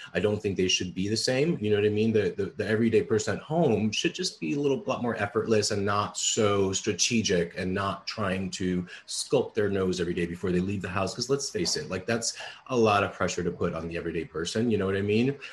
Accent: New York City, New York, United States; I grew up in the Bronx and I'm a child of immigrant parents.

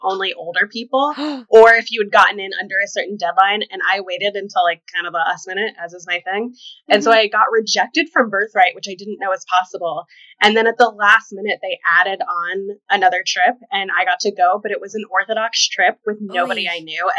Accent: Kentucky, United States; now in New York, United States; Originally, Kentucky.

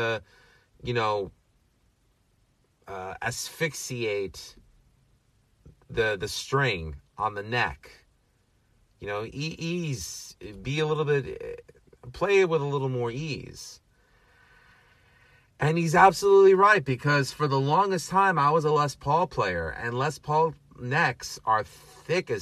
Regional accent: New York City, New York, United States; a fellow Astoria boy. Born and raised in Astoria, Queens

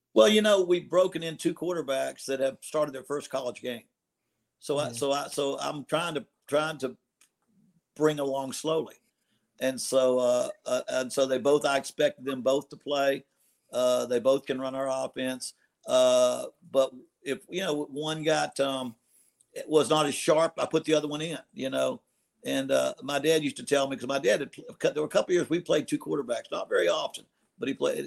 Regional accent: Morgantown, West Virginia, United States; moved away; I grew up in Morgantown

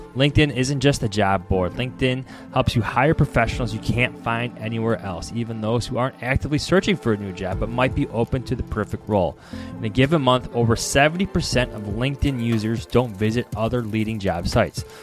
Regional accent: Chicago, Illinois, United States; growing up in Chicago

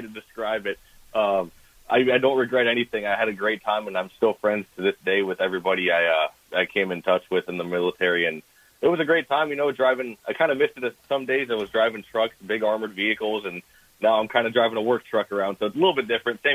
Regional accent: Midwest, United States; now in Florida, United States; growing up in the Midwest.

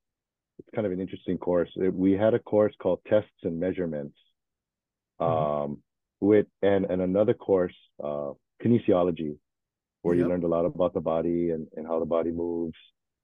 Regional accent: Hawaii, United States; also born or lived in Fort Worth, Texas / Florida; my family lived for a little while in Florida before we moved back home to Hawaii. But pretty much raised in Hawaii the past 53, 54 years, whatever. But yeah, originally born in Texas.

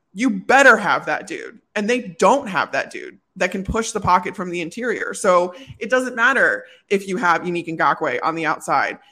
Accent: Chicago, Illinois, United States; moved away as an adult; also born or lived in Phoenix / Tampa; growing up in Chicago

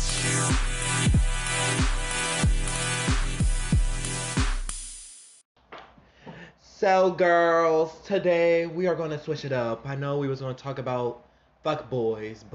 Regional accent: Louisiana, United States; we're from Louisiana

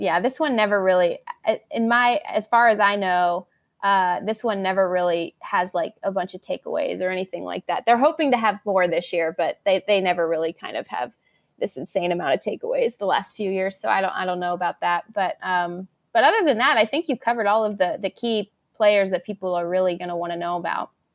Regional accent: Arizona, United States; I am from Arizona

